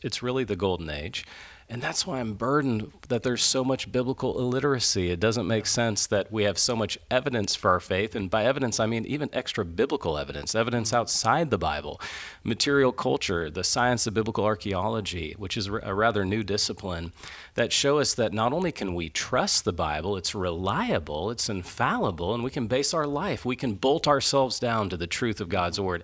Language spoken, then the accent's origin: English; Midwest, United States; as a Midwesterner